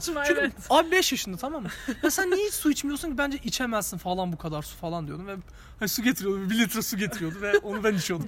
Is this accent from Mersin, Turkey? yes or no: no; Diyarbakır, Diyarbakır Province, Turkey; Şimdi ben Diyarbakırlıyım